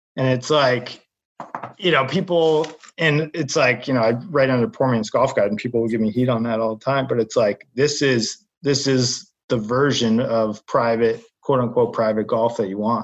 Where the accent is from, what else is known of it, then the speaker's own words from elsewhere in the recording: Southern New Hampshire, United States; moved away as an adult; now in Boston, United States; I grew up in New Hampshire.